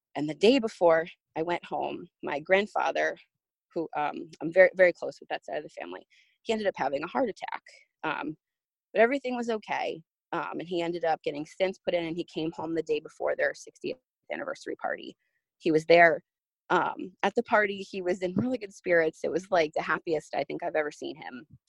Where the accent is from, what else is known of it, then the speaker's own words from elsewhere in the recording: New Jersey, United States; moved away as an adult; now in Orlando, United States; I'm originally from New Jersey, but um, when I was almost 19, I moved down to Orlando, Florida to work at Disney World